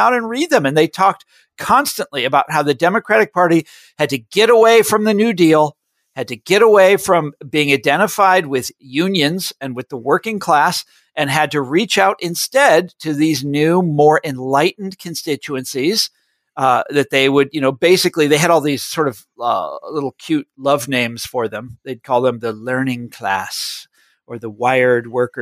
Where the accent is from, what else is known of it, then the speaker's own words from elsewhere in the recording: Johnson County, Kansas, United States; I grew up in Johnson County, Kansas, which is the affluent white collar suburbs of Kansas City, Missouri.